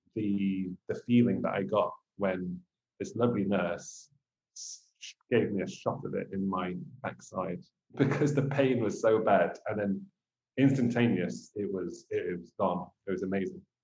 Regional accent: England, United Kingdom; being English an England supporter.

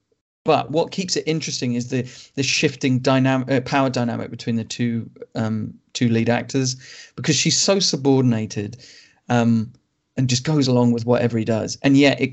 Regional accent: United Kingdom; as a British person

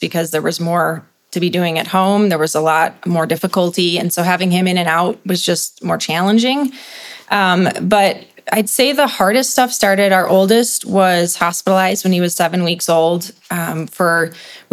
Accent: Chicago, Illinois, United States; moved away as an adult; now in Colorado, United States; I'm from Chicago area

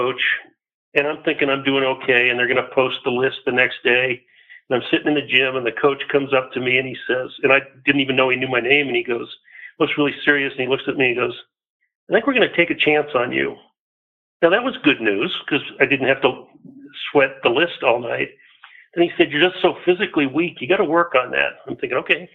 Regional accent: Boulder, Colorado, United States; I was born in Boulder, so I'm an unusual individual that way, and went to school all the way through Fairview High School in Boulder

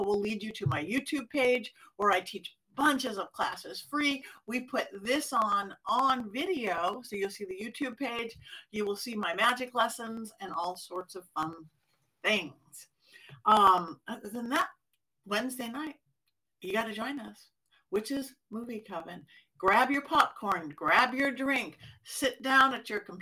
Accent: Los Angeles, California, United States; my hometown

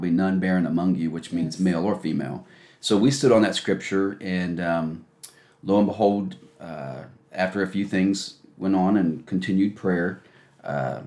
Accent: New York, United States; I was born and raised in New York

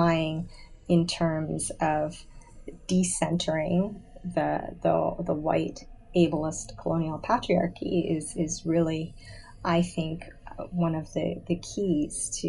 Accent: suburban Greater Toronto Area, Ontario, Canada; moved away as an adult; also born or lived in Auburn, Alabama, United States; I grew up in suburban GTA. It was very homogeneous

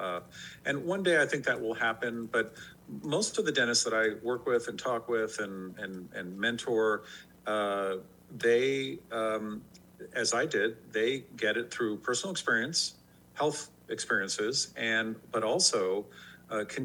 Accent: San Francisco, California, United States; I grew up in San Francisco

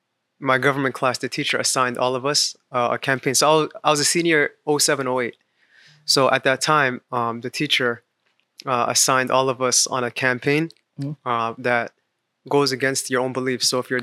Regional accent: Virginia, United States; moved away; also born or lived in Washington, D.C.; So I was born in Washington, D.C., raised in Virginia.

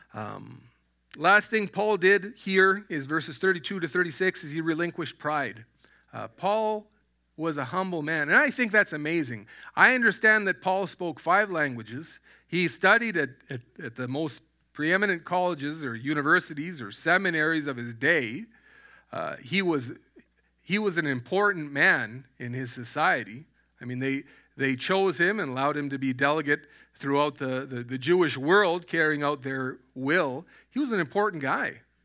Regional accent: Alberta, Canada; moved away as an adult; I was born in, in Alberta. I was raised in Alberta

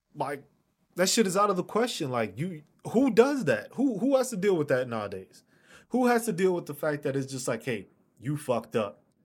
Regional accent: New York City, New York, United States; I'm from New York City.

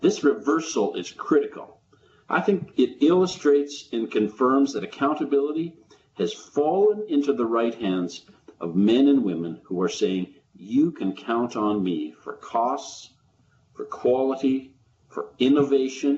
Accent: Calgary, Alberta, Canada; I'm in the second warmest day of Calgary for the summer in my hometown.

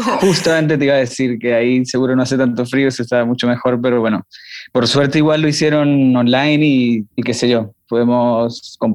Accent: Venezuela; y sí, los demás somos, somos eso, venezolanos. Hay 5 venezolanos y un colombiano. Todos nos conocimos acá, ninguno nos conocíamos de, de Venezuela ni de Colombia, porque aparte de Venezuela somos de partes distintas.

